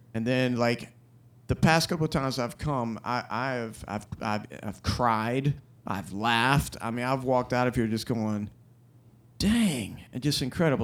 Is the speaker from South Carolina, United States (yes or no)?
yes; Florence, South Carolina, United States; I grew up in Florence, South Carolina